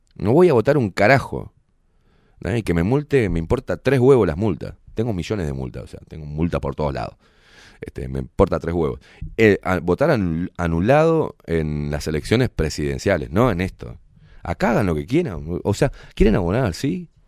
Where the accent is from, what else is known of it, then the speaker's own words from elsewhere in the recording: Uruguay; unirnos como uruguayos